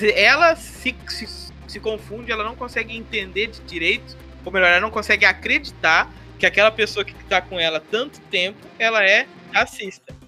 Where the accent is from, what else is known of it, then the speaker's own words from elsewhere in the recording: Brazil; a gente, como brasileiro